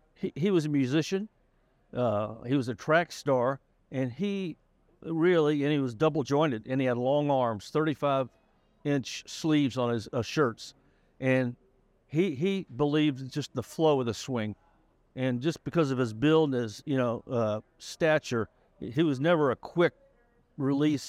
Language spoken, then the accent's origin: English; Jacksonville, Florida, United States; moved away; I'm from Jacksonville, Florida, and I grew up on a golf course called Brent Wood